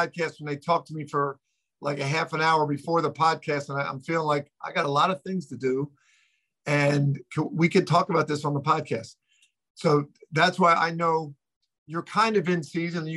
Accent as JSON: {"language": "English", "town": "Philadelphia", "region": "Pennsylvania", "country": "United States", "tie": "born or raised there", "said": "growing up in Philly"}